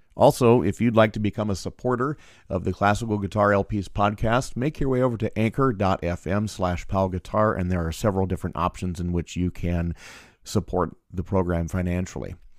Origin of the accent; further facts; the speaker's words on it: Iowa City, Iowa, United States; also born or lived in Des Moines, Iowa; I grew up around Iowa City